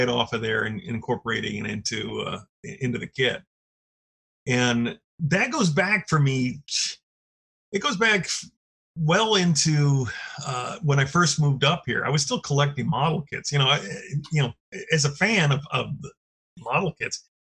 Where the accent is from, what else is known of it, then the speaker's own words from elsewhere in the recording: Orange County, Southern California, United States; moved away as an adult; now in Oregon, United States; I've been here in Oregon about 32 years. I grew up in Southern California. So, that's actually Orange County